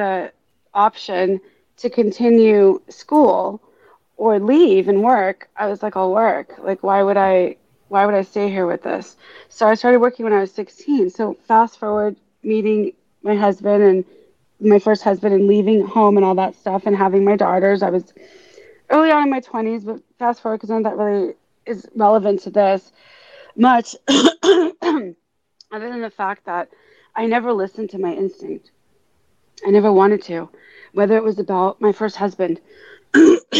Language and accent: English; Los Angeles, California, United States; first language Hebrew; English is a second language; moved away; growing up in the San Fernando Valley in Woodland Hills, being a Jew